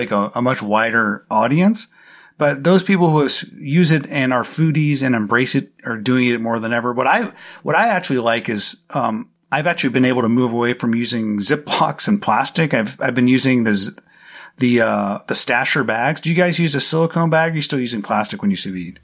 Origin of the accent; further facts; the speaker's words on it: United States; I'm an American